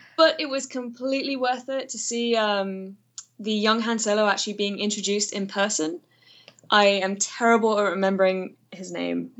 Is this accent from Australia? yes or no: no; United Kingdom; moved away as an adult; now in Atlanta, United States; I am British, but I live in Atlanta.